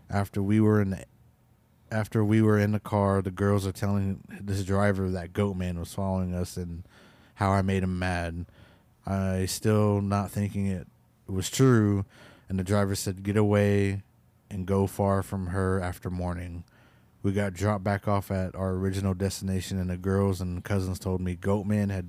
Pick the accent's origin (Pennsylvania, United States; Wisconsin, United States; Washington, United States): Washington, United States; also born or lived in Crow; But I was born in Crow and raised in Washington State.